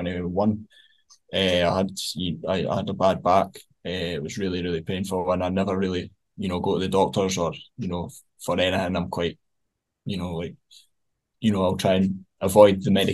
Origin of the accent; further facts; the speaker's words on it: Fife, Scotland, United Kingdom; I'm from Fife